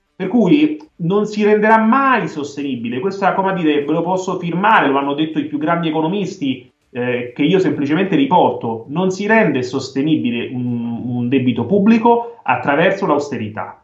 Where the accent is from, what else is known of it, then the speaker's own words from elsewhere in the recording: Italy; io da italiano